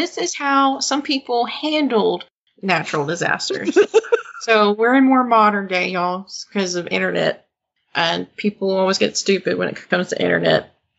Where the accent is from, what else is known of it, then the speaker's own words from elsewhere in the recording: Mena, Arkansas, United States; Mena, Arkansas, is where I'm from